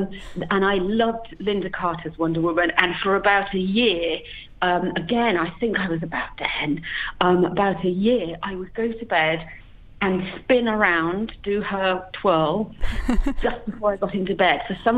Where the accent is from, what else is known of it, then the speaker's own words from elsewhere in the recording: United Kingdom; accent: British; now in Los Angeles, United States; Yeah, I do. I live in Los Angeles. I've been here for about 14 years, and I can't lose my accent.